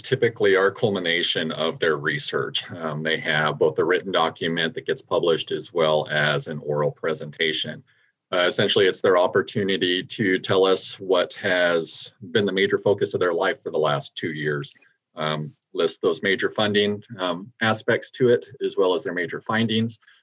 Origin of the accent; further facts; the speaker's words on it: New Mexico, United States; moved away; my home state of New Mexico